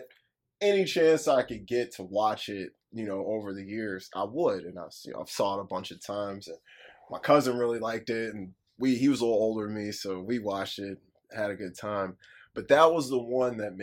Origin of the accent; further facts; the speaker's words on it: Midwest, United States; I was born in the Midwest